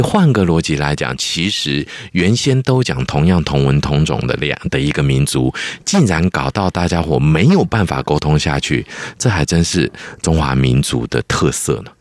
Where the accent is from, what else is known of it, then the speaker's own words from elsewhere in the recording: Taiwan; 虽然我是台湾出生、台湾长大和台湾是我的母亲，但是我的文化根底的确有来自中国的嗯。非常多的部分